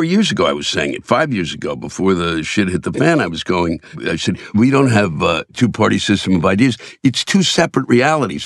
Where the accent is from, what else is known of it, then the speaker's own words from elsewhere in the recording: Silver Spring, Maryland, United States; I'm from D.C., around that area, I'm from Silver Spring, Maryland